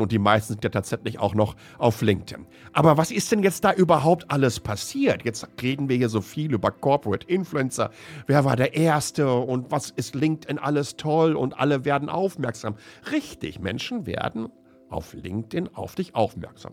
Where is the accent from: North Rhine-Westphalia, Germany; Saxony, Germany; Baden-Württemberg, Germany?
North Rhine-Westphalia, Germany; Ruhr area; ich bin ein Kind des Ruhrpots